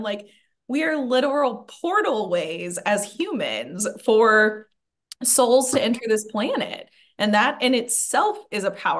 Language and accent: English; Assiniboine, Montana, United States; I'm Assiniboine. So we're in Montana.